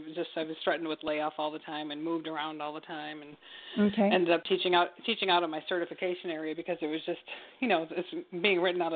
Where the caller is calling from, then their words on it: Michigan, United States; Yeah, I'm calling from Michigan.